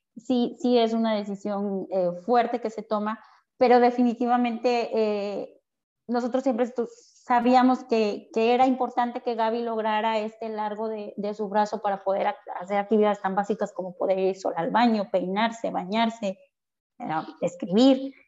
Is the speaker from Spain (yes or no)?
no; Veracruz, Mexico; nosotros somos de Veracruz